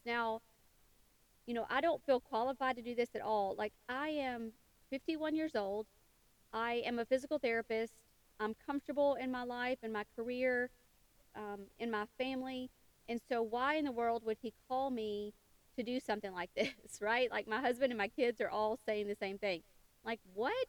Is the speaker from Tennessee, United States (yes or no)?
yes; western Tennessee, United States; I was born and raised in a small town in western Tennessee